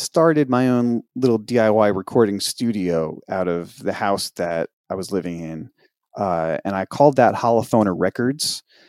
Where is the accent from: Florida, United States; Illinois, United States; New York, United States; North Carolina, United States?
New York, United States; moved away; also born or lived in Denton, Texas; as a New Yorker.